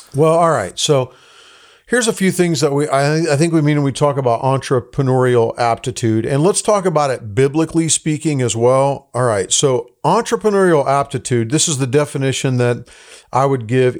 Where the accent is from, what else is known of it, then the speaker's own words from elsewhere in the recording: Tucson, Arizona, United States; moved away as an adult; also born or lived in Los Angeles, California; I grew up in Tucson, Arizona. So my, my, uh, family was from Los Angeles, but my dad was in ministry. So we ended up when I was twelve years old in Tucson, Arizona